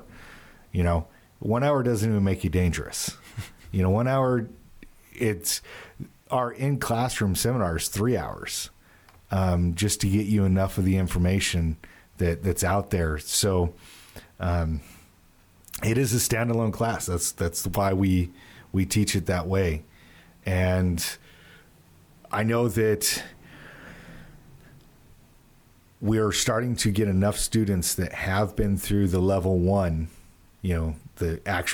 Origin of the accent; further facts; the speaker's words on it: California, United States; also born or lived in Utah; now in Pennsylvania, United States; Born in Utah, raised in California.